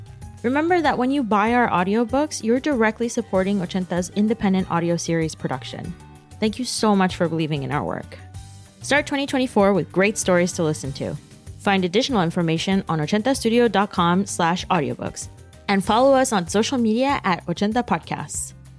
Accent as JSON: {"language": "English", "town": "New York City", "region": "New York", "country": "United States", "tie": "born or raised there", "moved": "as an adult", "lives_now": "France", "said": "I am the daughter of Colombian immigrants, and I grew up in New York City in the 90s. As an adult, I immigrated from the United States to France to get a master's degree in 2015."}